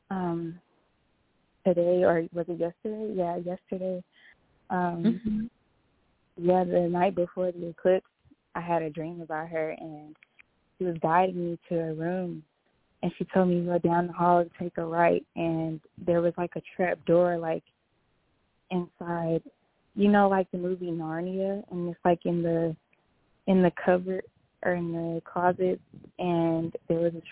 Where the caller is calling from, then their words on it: Houston, Texas, United States; Yes, I'm from Houston, Texas.